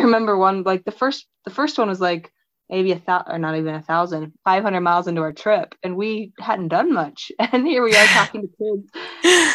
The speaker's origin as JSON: {"language": "English", "region": "on the Missouri River", "country": "United States", "tie": "born or raised there", "said": "I grew up on the Missouri River um, near Can- near Kansas City"}